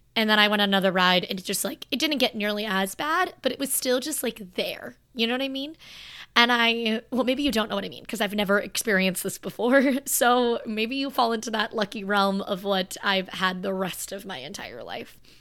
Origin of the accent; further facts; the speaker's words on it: Florida, United States; I'm from Florida.